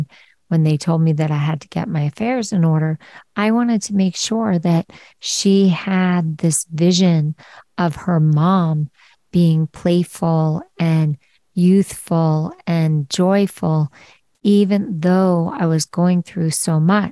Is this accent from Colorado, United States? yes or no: no; Philadelphia, Pennsylvania, United States; I'm from Philly and I grew up on the Parkway